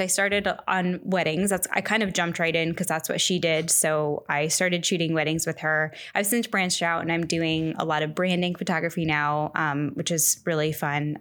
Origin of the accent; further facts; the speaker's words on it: Central Florida, United States; moved away as an adult; now in San Francisco Bay Area, United States; I grew up in Florida, Central Florida, for like 20 a little over 20 years